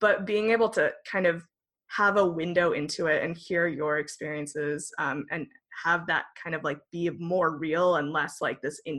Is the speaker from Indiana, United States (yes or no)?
no; Northern California, United States; I grew up in a very rural area of Northern California that was very, very conservative.